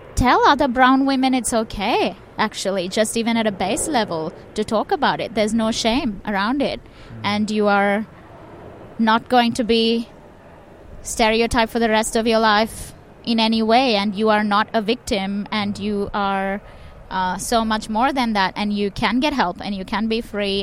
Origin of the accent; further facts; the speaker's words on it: Chennai, Tamil Nadu, India; my hometown in Chennai